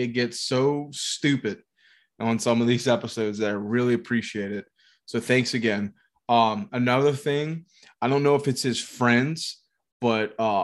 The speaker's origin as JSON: {"language": "English", "area": "St. Bernard Parish", "region": "Louisiana", "country": "United States", "tie": "born or raised there", "said": "Oh, we had a really bad tornado in St. Bernard. So prayers to everyone affected in my hometown."}